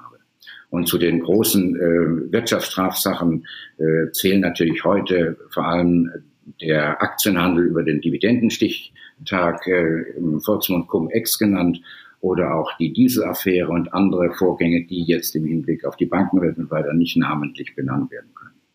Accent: Baden-Württemberg, Germany; moved away as an adult; also born or lived in Sydney, Australia; now in Hamburg, Germany; nach Südbaden, wo ich herstamme

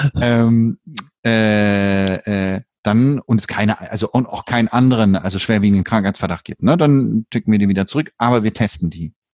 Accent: Germany; now in Sweden; bei uns in Deutschland

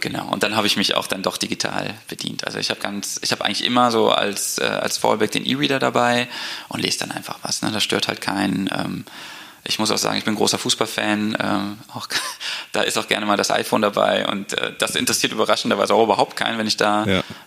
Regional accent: Bonn, North Rhine-Westphalia, Germany; moved away as an adult; also born or lived in Munich; Ich bin gebürtiger Bonner

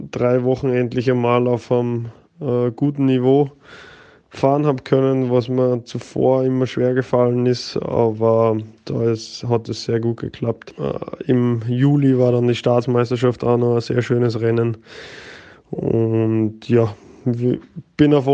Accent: Austria; Äh, bin selber wollte mal Skifahrer werden, als Österreicher kein, ja, wie soll ich sagen, kein, keine große Verwunderung wahrscheinlich. Ich bin mit vier Jahren oder drei Jahren schon auf den Brettern gestanden

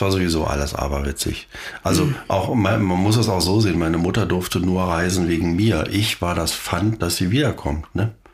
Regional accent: East Germany, Germany; wir kommen ja aus der DDR

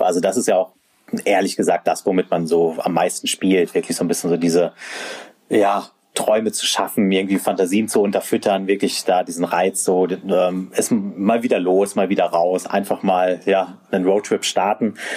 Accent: area south of Hannover, Lower Saxony, Germany; moved away; ich äh, bin ja eigentlich gebürtiger, fast schon Norddeutscher. Ich komme aus der Gegend äh, südlich von Hannover

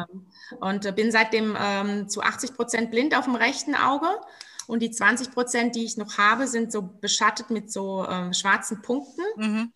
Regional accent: Rhineland-Palatinate, Germany; wir sind ja Pfälzer

